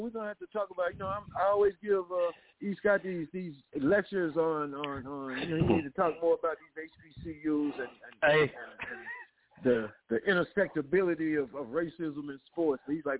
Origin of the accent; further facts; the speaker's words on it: Kentucky, United States; moved away as an adult; also born or lived in upstate New York; I was growing up in Kentucky during the time that Pat Riley played for the University of Kentucky.